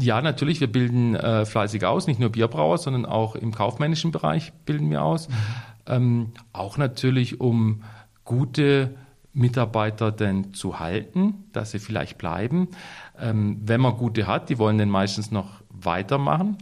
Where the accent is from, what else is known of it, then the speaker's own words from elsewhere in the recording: Waldhaus, Baden-Württemberg, Germany; Ich bin ja hier aufgewachsen in Waldhaus